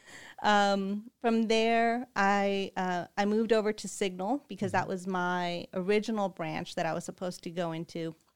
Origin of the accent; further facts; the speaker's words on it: California, United States; I am born and raised in California.